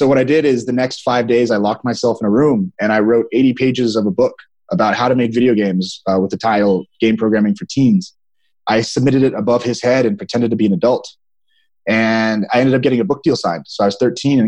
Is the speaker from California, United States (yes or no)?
yes; a suburb of Sacramento, California, United States; I grew up in California. It's a little lower middle class town, a suburb of Sacramento